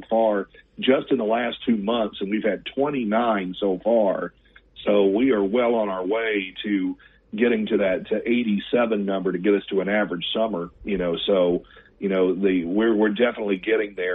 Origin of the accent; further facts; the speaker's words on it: Gulf Coast, United States; I grew up on the Gulf Coast myself